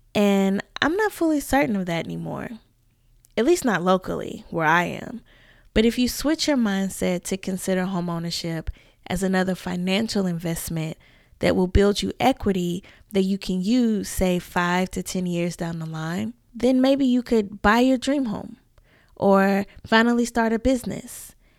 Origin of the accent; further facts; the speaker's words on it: the South, United States; I'm a Southern girl living in my hometown, and the new locals here call me a unicorn.